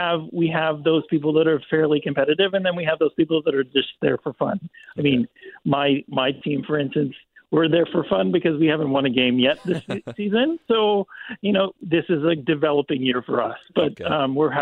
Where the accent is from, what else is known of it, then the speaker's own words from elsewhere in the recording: Canada; moved away; also born or lived in Texas, United States; I am Canadian, but I lived in the state of Texas for 27 years. So when I moved back